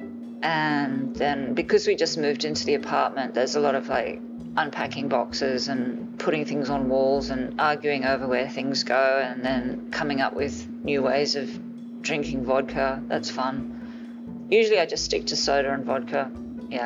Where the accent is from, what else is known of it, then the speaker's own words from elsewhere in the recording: Tokyo, Japan; now in Los Angeles, United States; We were living in Tokyo when I was a kid. I grew up in Japan